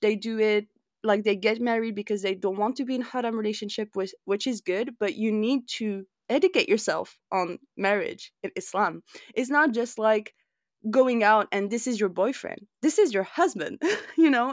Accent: France; You and I grew up in France

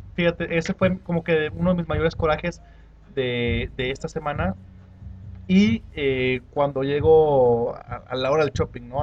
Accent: Mexico; somos mexicanos

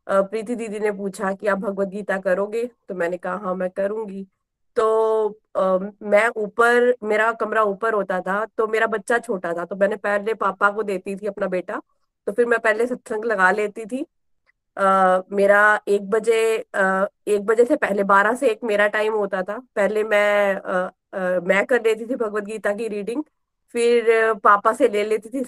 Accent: Pathankot, Punjab, India; now in Gurgaon, India; मैं गुड़गांव से हूँ गुड़गांव में हम लोकेटेड है क्योंकि मेरे हस्बैंड की जॉब यहाँ है वैसे हम पठानकोट से हैं

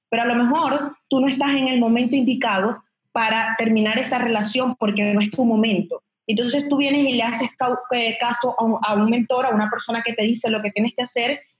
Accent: Venezuela; moved away; yo cuando me vine de Venezuela ya tenía como 15 mil seguidores y eran todos, eran todos maracuchas, eran todos de Venezuela.

